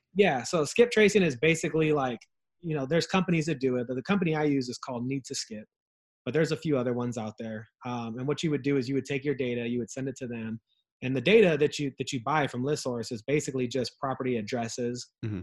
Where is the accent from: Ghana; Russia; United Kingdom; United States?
United States; Ontario, California; I grew up in Ontario, in a rough part of town in in Southern California.